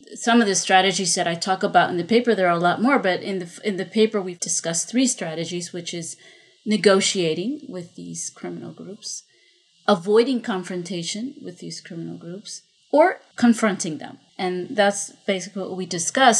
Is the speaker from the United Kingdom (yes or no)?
no; Honduras; now in Medellin, Colombia; I'm not originally from Colombia, I'm from Honduras, but I've been living in Colombia for many, many years.